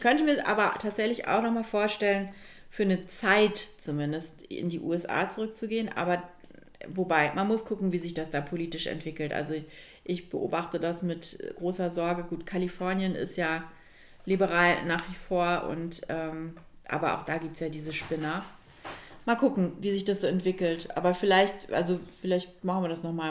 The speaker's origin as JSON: {"language": "German", "country": "Germany", "also_born_or_lived": "Milan, Italy", "said": "als Deutsche im, in Mailand"}